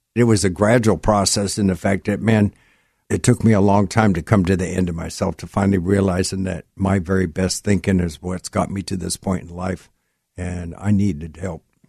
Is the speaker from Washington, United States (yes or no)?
yes; Gig Harbor, Washington, United States; I grew up in Gig Harbor